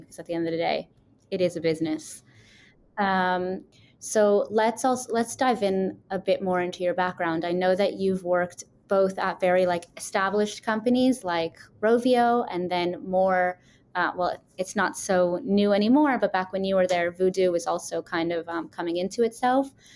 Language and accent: English; New York, United States; now in Israel; I'm from New York and I'm living in Israel